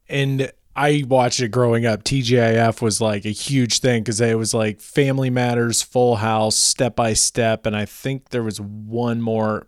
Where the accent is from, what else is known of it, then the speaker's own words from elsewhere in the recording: Naperville, Illinois, United States; moved away; also born or lived in Los Angeles; I'm originally from Naperville